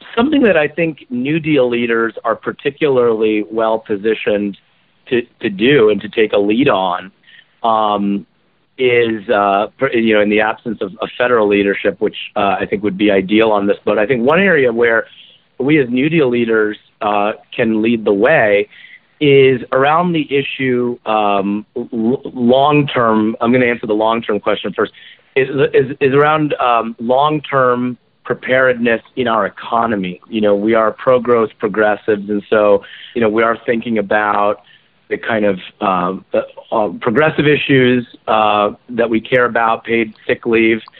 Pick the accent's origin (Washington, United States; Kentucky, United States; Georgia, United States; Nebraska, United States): Washington, United States; Kirkland; also born or lived in Maryland; Kirkland, my hometown